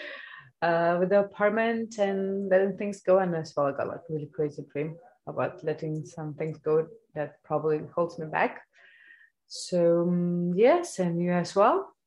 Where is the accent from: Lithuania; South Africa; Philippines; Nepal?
Lithuania; now in Denmark; I come from Lithuania